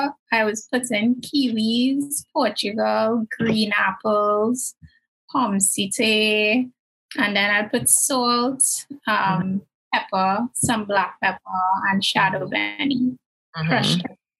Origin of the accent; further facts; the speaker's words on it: Trinidad & Tobago; In terms of my religious background versus being a Trinidadian.